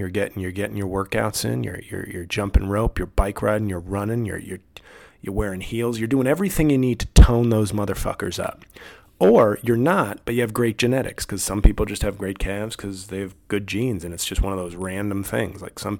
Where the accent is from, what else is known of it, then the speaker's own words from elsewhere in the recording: the West, United States; I'm from the West and I hate the way Yellowstone.